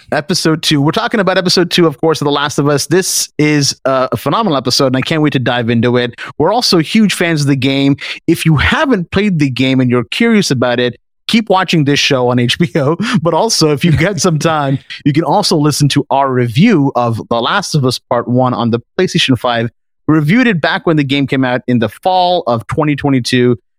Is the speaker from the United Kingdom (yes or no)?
no; Canada; we're from Canada